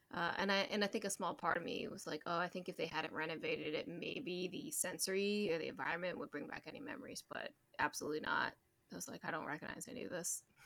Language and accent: English; Maryland, United States; also born or lived in China; I, grew up in Maryland